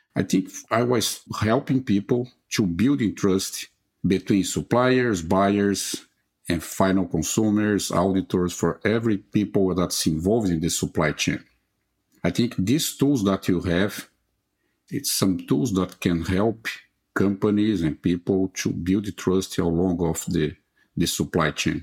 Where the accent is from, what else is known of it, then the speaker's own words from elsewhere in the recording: Brazil; I was born in Brazil and I graduated in veterinary medicine